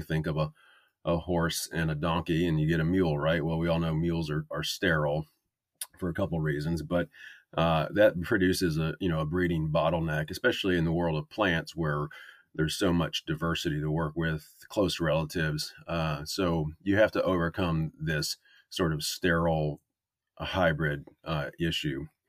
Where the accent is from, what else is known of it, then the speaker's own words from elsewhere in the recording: North Carolina, United States; also born or lived in Wisconsin; I grew up in North Carolina